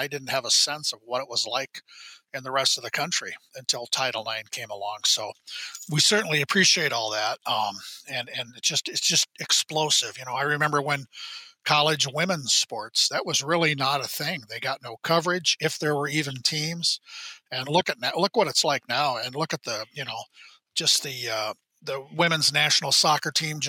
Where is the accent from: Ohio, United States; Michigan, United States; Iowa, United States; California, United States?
Iowa, United States; now in Minnesota, United States; I grew up in Iowa where women's sports, you know, women's basketball for high school girls basketball, still, it never stopped from going back to the 20s.